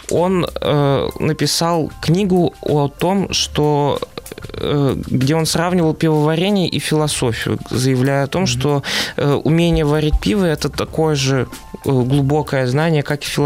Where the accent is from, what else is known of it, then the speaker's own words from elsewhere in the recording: Siberia, Russia; Я из Сибири.